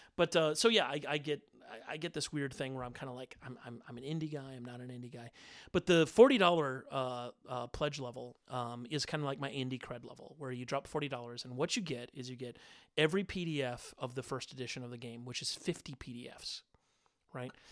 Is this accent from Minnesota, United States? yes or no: yes; Minnesota, United States; I'm a kid from Minnesota